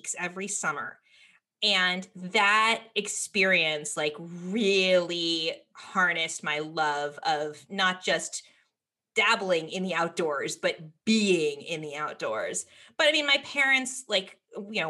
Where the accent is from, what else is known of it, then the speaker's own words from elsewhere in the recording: Berkeley, California, United States; I grew up in Berkeley, California